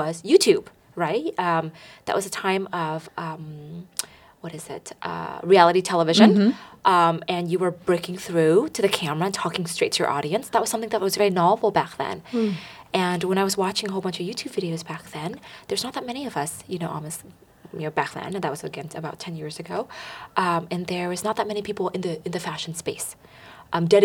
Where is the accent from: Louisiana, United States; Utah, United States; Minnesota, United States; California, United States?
California, United States; the Bay Area; Growing up in the Bay Area